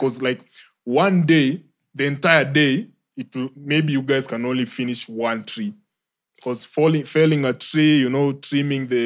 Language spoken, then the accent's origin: English; Kenya; moved away as an adult; also born or lived in Nyamira / Suneka / Nandi Hills / Limuru; now in Nairobi, Kenya; all my life, I was raised in Kisii